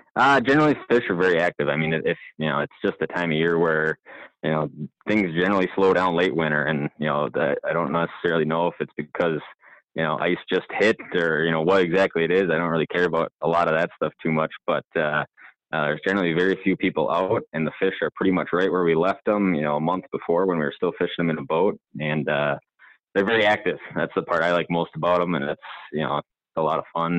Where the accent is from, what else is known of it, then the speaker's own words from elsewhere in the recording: Hayward, Wisconsin, United States; I'm from Hayward area